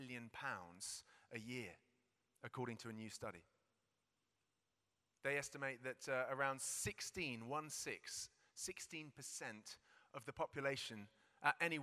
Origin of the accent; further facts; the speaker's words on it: United Kingdom; We're British.